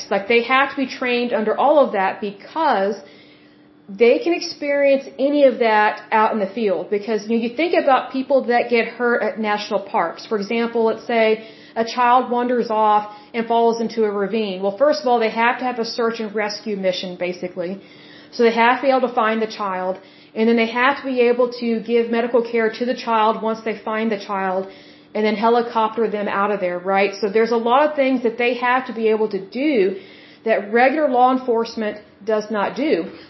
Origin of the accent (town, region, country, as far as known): Oklahoma, United States